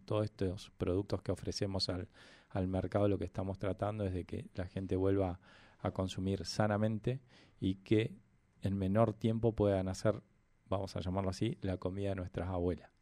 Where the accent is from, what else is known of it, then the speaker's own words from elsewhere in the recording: Neuquén, Argentina; Yo soy nacido y criado acá en Neuquén.